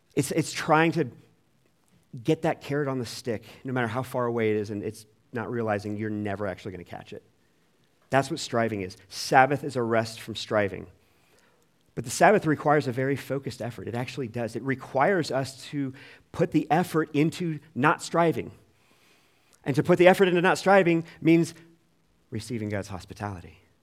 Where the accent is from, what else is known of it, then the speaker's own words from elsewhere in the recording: United States; as American twenty-first century Christians